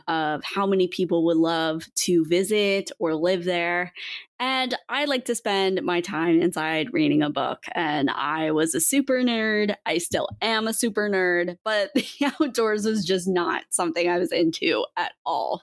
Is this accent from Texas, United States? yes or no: no; Montana, United States; I grew up in Montana and grew up in the outdoors.